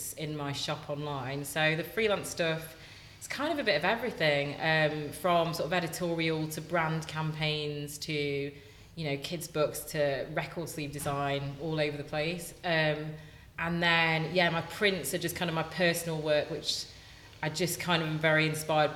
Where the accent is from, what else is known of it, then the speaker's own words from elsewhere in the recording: Nottingham, East Midlands, United Kingdom; moved away; also born or lived in Manchester; I grew up in Nottingham and I studied in Manchester